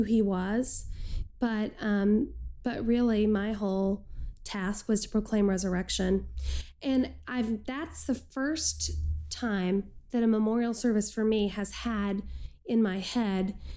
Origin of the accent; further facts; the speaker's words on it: Texas, United States; moved away as an adult; now in Chicago, United States; I'm a Texan